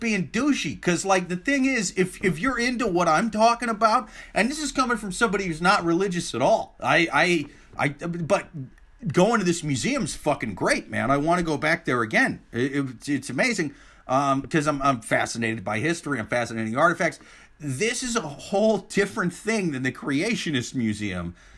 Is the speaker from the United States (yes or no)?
yes; Midwest, United States; I'm from the Midwest